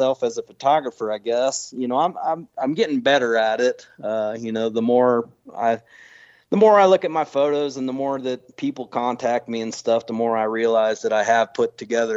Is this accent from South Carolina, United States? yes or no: no; Grove City, Ohio, United States; moved away; also born or lived in Denver; I grew up outside of Grove City